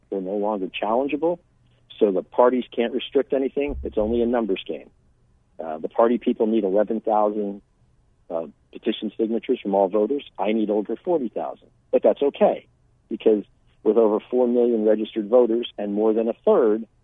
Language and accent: English; San Diego, California, United States; born there; now in Arizona, United States; Quickly, I was born in San Diego. My father was a Navy fighter pilot traveled around. Uh, I ended up in Arizona in '82 with the with the military.